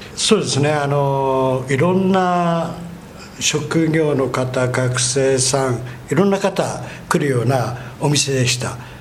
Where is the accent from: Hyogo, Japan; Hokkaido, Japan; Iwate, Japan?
Iwate, Japan; Morioka; moved away as an adult; 私の田舎が岩手の盛岡なんですよ